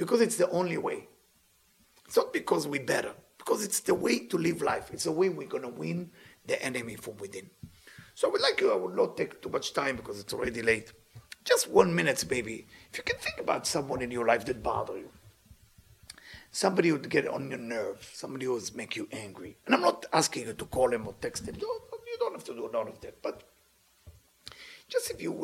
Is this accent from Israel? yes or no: yes; Israel; I'm from Israel.